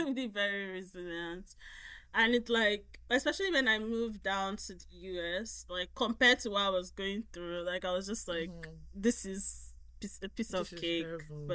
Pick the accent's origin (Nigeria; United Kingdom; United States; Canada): Nigeria; in Nigeria. At least when I was growing up, there was a lot of colors.